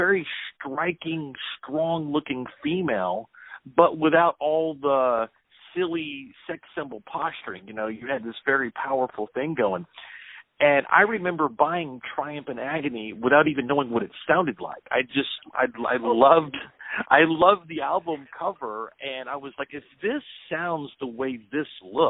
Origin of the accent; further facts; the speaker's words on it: United States; as a young person growing up in America in the 80s